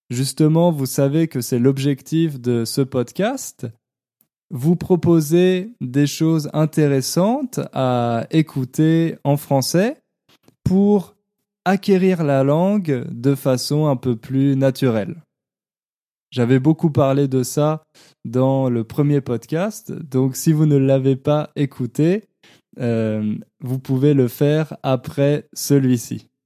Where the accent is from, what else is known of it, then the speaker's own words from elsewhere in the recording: Ontario, Canada; Je viens de l'Ontario, au Canada, dans un endroit où on parle surtout anglais. J'ai fait mon école primaire et secondaire en français